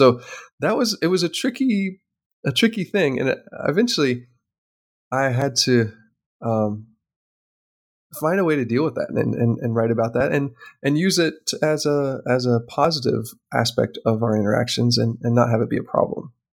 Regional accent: United States; because I'm an American

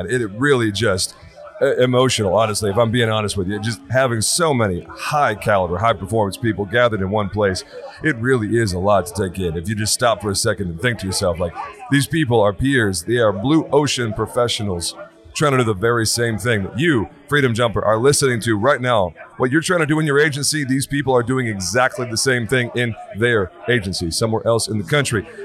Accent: Ocala, Florida, United States; Ocala, Florida.

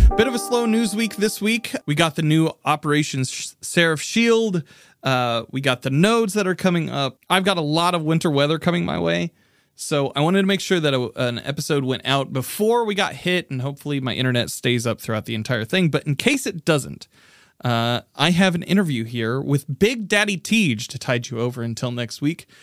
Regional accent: Indianapolis, Indiana, United States; my hometown of Indianapolis, Indiana.

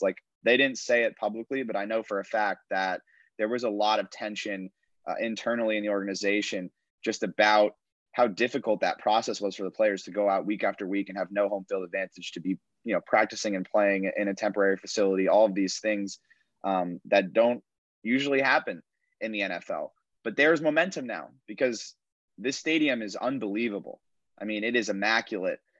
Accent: around New York, United States; growing up around New York

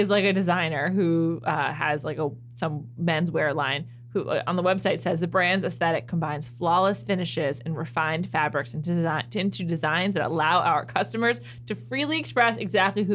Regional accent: New York, United States; I'm from New York. And in New York, we say Secaucus

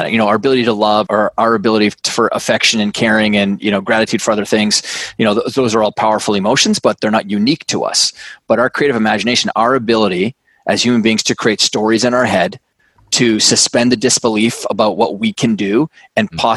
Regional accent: Canada; now in New York City, United States; I'm Canadian. I grew up on a big farm and ranch up in uh, in Canada. Uh, you know, moved all around the world, and, and now live in New York City.

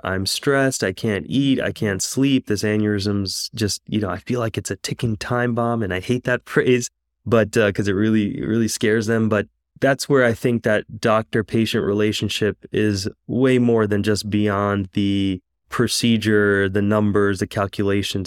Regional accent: New York, United States; moved away as an adult; now in Houston, United States; I was actually born and raised in New York

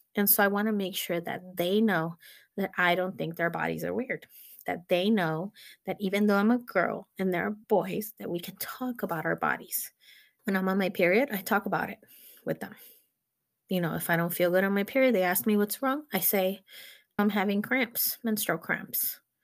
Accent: Mexico; moved away; I actually was born in Mexico and I grew up in Mexico

